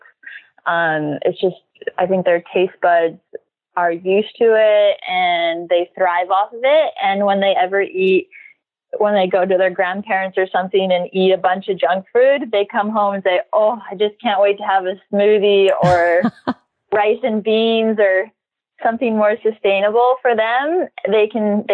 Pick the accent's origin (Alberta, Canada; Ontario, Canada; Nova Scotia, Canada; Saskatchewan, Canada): Saskatchewan, Canada; moved away as an adult; now in Hawaii, United States; I grew up in Saskatchewan, Canada.